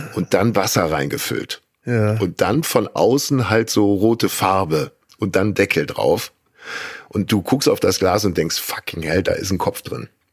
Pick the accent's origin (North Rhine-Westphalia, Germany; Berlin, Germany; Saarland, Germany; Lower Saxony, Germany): North Rhine-Westphalia, Germany; Kleve; bei uns in Kleve